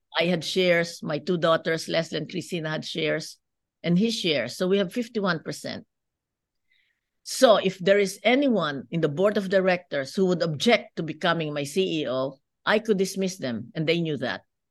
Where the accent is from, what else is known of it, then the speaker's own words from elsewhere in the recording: Philippines; moved away as an adult; now in United States; as you can see from my accent, I'm not, uh, born in the United States. I grew up in the Philippines.